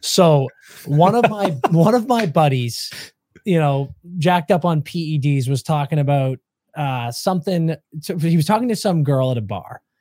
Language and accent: English; New England, United States; moved away as an adult; now in Los Angeles, United States; growing up in New England